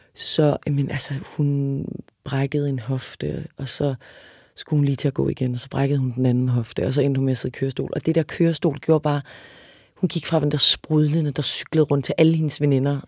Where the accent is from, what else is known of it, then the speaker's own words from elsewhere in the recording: Odense, Southern Denmark, Denmark; moved away; also born or lived in Paris; jeg er fra Odense.